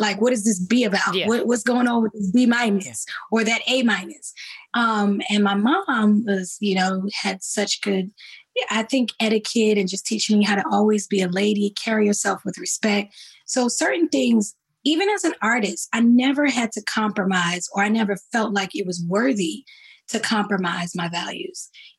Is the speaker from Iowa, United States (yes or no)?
no; East Orange, New Jersey, United States; I grew up in East Orange, New Jersey, singing in my church home, New Hope Baptist Church.